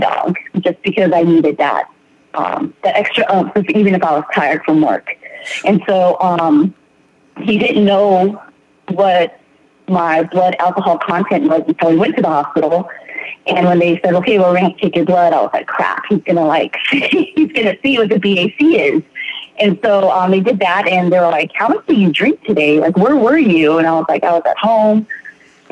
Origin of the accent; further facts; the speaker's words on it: San Diego, California, United States; I am from San Diego, California.